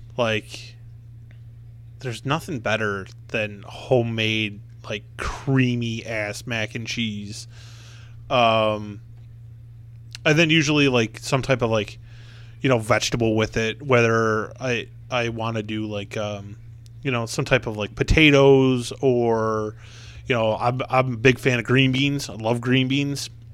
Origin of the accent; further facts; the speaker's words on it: Buffalo, New York, United States; I'm from Buffalo